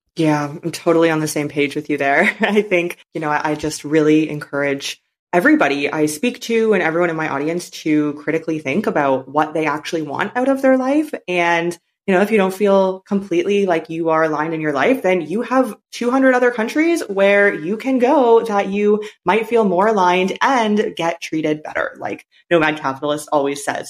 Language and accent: English; Canada; moved away as an adult; now in China; I'm from Canada